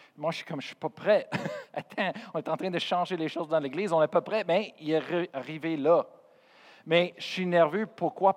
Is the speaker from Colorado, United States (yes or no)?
yes; Colorado, United States; first language English; French is a second language; moved away; Je viens de Colorado, je suis américain